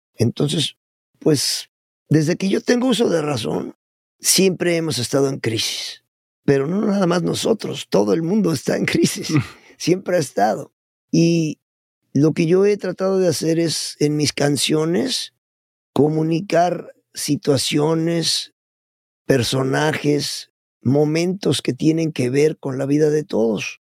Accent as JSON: {"language": "Spanish", "region": "Puebla", "country": "Mexico", "tie": "born or raised there", "also_born_or_lived": "Mexico City", "moved": "yes", "said": "yo soy de allá de la República de los Camotes y los Borrachitos"}